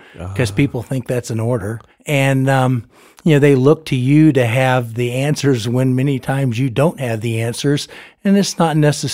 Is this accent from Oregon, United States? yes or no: no; Florida, United States; also born or lived in Ethiopia / Taiwan; I tell people I think I'm from Florida, but there was 3 or 4 stints overseas. But I remember Ethiopia, and I remember Taiwan.